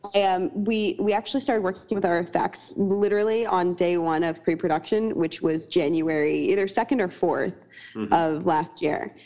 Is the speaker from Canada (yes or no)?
yes; Canada; now in United States; I'm Canadian and I live in America